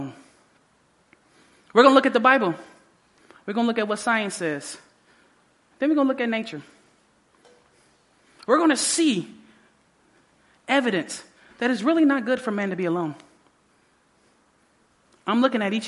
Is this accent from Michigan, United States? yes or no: yes; Detroit, Michigan, United States; also born or lived in Southfield, Michigan / Oklahoma; I grew up in Detroit all the rest of those years, my ninth grade year.